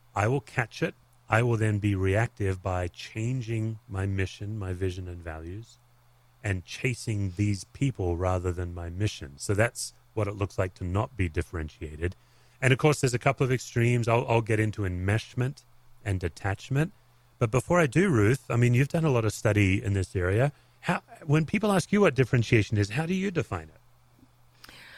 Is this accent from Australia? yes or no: yes; Australia; as an Aussie